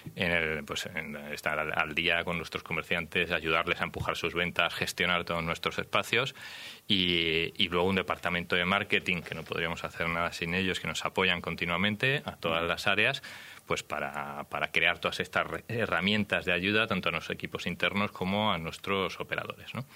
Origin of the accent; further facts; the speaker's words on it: Badajoz, Extremadura, Spain; Yo soy extremeño, de Badajoz